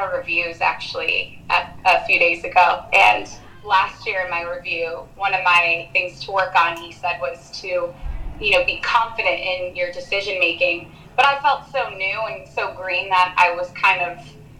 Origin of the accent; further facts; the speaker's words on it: Danville, California, United States; I grew up in Danville